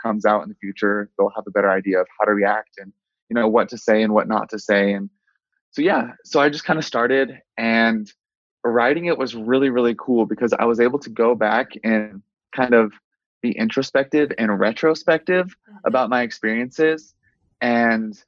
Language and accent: English; Willard, Missouri, United States; now in Utah, United States; I grew up in Missouri in a really small town called Willard.